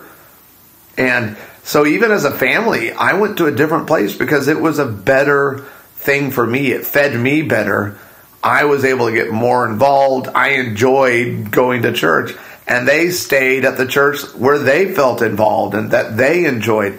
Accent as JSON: {"language": "English", "region": "Arizona", "country": "United States", "tie": "born or raised there", "said": "the church that my parents really loved growing up in Arizona"}